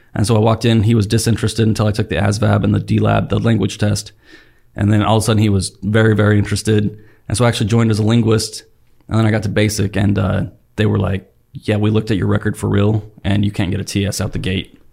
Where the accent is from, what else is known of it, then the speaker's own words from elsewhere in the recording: Salt Lake Valley, Utah, United States; moved away; I grew up in the Salt Lake Valley in, like, the late eighties and the nineties.